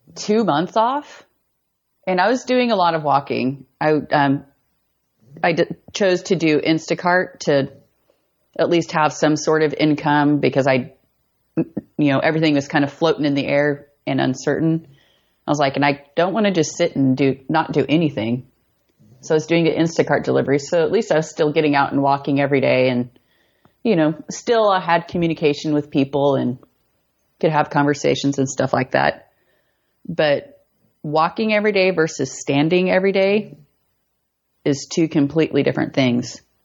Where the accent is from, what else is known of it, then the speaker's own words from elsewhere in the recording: Colby, Kansas, United States; moved away; also born or lived in Eastern Colorado; moved to Northwest Kansas, a small town called Colby. It's like right in the corner. So it's about like 30 minutes from Colorado, 30 minutes from Nebraska